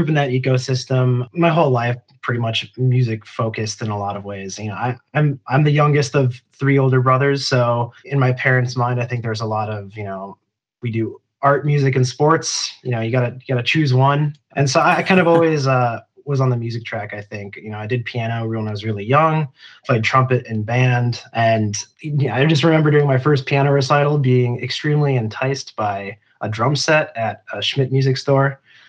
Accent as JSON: {"language": "English", "town": "Plymouth", "region": "Minnesota", "country": "United States", "tie": "born or raised there", "said": "I grew up in Plymouth, so just outside Minneapolis."}